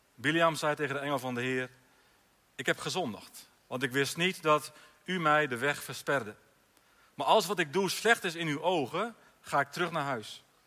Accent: Alteveer, Drenthe, Netherlands; in Alteveer, bij Hogeveen, mijn geboortedorp

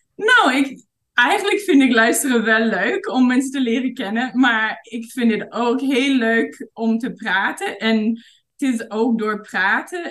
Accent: Vancouver, British Columbia, Canada; Dutch is a second language; moved away as an adult; also born or lived in England; now in Thailand; ik ben geboren in Vancouver en opgegroeid in de stad.

